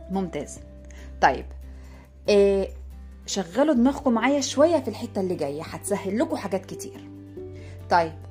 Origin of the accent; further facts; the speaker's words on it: Sudan; عندنا في السودان بنقول عليها الصقعه يعني ايه بنقلب العين مكان مكان القاف طبعا باختلاف القاف بتتقلب لجيم في اللهجه السودانيه بتاعتنا